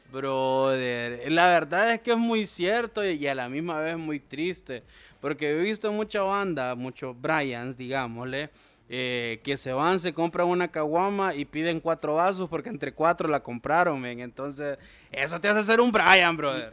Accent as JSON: {"language": "Spanish", "country": "Honduras", "said": "todos somos hondureños"}